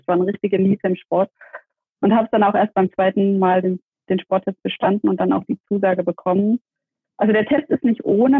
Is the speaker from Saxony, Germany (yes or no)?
yes; Dresden, Saxony, Germany; now in Stuttgart, Germany; ich bin ähm, in Dresden geboren, lebe in Stuttgart